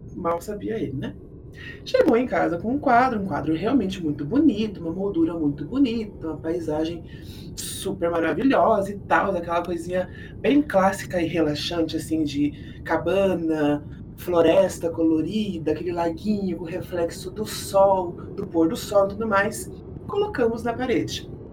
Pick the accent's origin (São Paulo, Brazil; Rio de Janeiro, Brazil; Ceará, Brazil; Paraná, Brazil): Paraná, Brazil; Curitiba; eu sou aqui de Curitiba